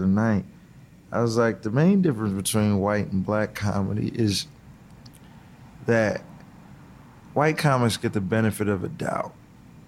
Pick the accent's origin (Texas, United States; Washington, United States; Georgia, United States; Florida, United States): Washington, United States; Seattle; I grew up in Seattle before it became gentrified